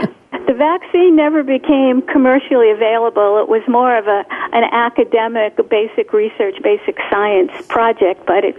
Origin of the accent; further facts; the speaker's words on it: Poland; first language Polish; English is a second language; I didn't have to teach in Polish. I could speak in English, although Polish is my first language, and I can speak, but not well enough to teach in Polish.